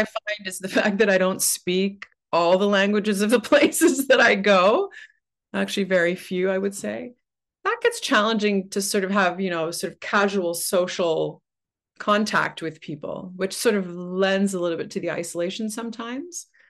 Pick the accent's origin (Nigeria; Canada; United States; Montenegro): Canada; Oshawa, Ontario; also born or lived in Waterloo; now in Toronto, Canada; I grew up in Oshawa